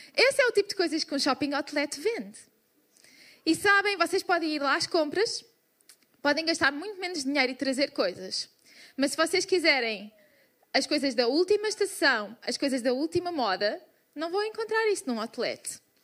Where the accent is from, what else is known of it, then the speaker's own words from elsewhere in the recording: Portugal; Somos portugueses